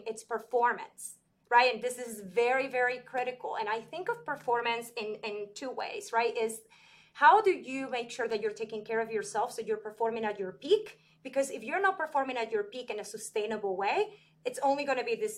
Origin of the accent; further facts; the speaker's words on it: Venezuela; moved away as an adult; now in United States; I'm from Venezuela